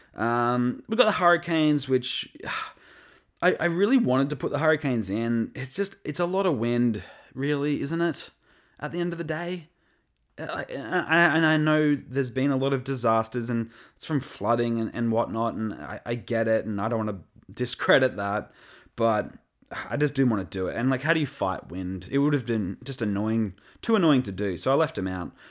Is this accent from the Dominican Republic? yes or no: no; Australia; I'm from Australia